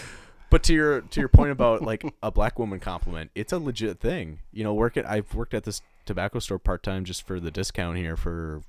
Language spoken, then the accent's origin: English; Edina, Minnesota, United States; I grew up in Edina